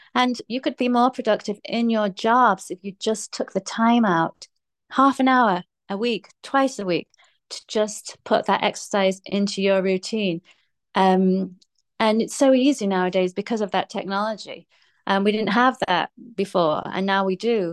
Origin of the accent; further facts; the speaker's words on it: England, United Kingdom; I grew up in England, in um, the UK, um, which is England.